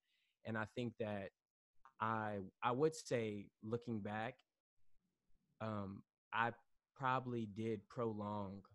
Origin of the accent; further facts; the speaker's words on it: Atlanta, Georgia, United States; moved away as an adult; also born or lived in Washington, D.C.; now in New York City, United States; I am originally from Atlanta.